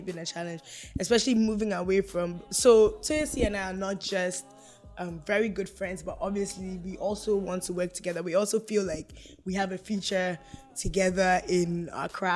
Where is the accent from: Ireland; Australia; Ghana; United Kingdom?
Ghana; moved away; I grew up in Ghana